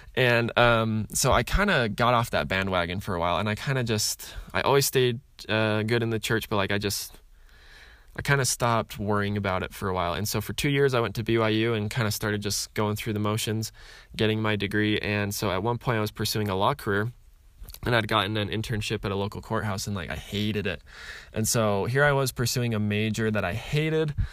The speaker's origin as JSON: {"language": "English", "region": "Utah", "country": "United States", "tie": "born or raised there", "said": "I grew up in Utah"}